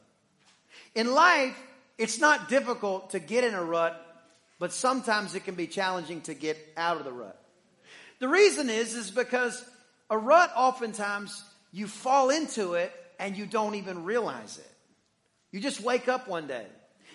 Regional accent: Deep East Texas, United States; I am from Deep East Texas, where there are more pine trees than people

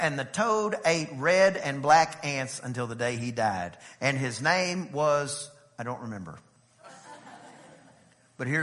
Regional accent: East Texas, United States; I was a little kid and we lived in a very small town over in East Texas. And by the way, anyway, I'm from East Texas

